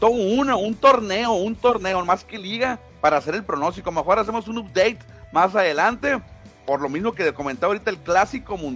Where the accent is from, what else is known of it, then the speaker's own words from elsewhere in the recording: Mexico; yo soy mexicano y quisiera que México lo ganara, pero es casi imposible que lo ganemos.